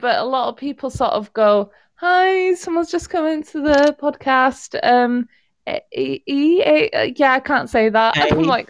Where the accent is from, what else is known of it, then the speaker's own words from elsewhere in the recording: Wales, United Kingdom; obviously I'm Welsh